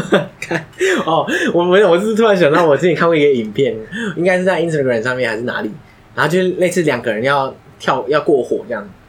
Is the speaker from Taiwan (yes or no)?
yes; Taiwan; 身为台湾人